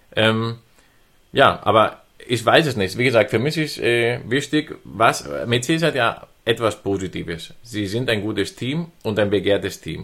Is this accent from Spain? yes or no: yes; Spain; moved away; als Spanier